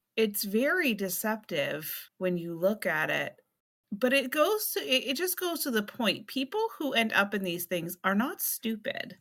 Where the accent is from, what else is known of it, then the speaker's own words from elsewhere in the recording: South Berwick, Maine, United States; that's how it was for us growing up in South Berwick